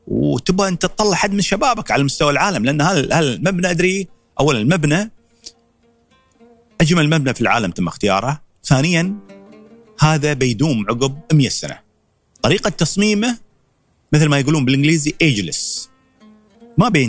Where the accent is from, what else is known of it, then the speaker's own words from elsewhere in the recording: United Arab Emirates; فبغيت انا حد من الشباب اللي عندنا في الامارات تكون له بصمه في المتحف هاي.